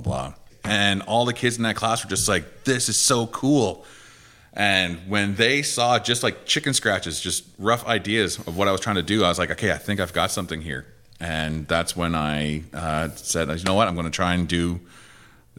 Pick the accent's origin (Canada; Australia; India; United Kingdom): Canada; Listuguj, Quebec; from Listigouche, Quebec.